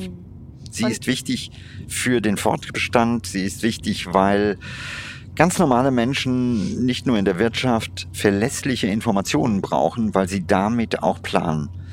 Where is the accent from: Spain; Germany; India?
India; in meiner Kindheit in Indien